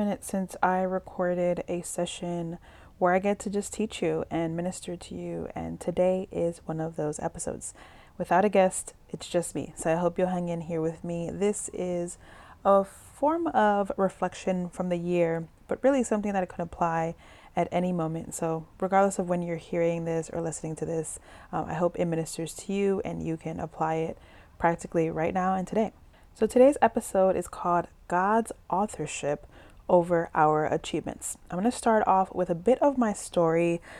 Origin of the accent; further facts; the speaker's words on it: Dominican Republic; also born or lived in New York City; Both of my parents are immigrants from the Dominican Republic, and I grew up living in the Dominican Republic as well as New York City, kind of back and forth.